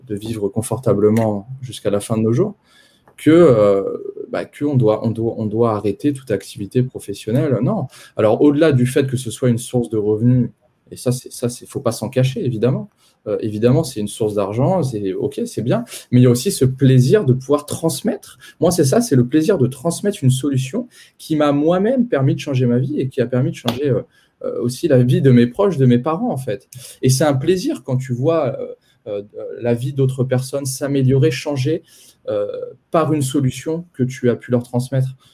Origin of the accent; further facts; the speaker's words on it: Poitiers, Nouvelle-Aquitaine, France; Moi, je suis né à Poitiers, je suis poitevin de, de base, donc j'ai euh, j'ai grandi à Poitiers euh, avec mes deux parents.